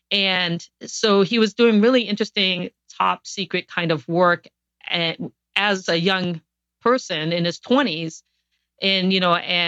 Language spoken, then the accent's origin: English; Guam; born there; I was born on Guam because my father worked for a NASA contractor during the Apollo missions.